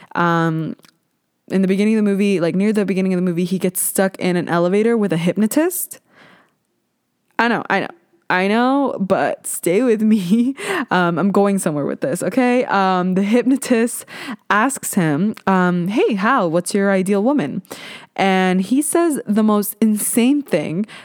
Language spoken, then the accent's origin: English; Ontario, Canada; I am from Ontario. I live kinda near Toronto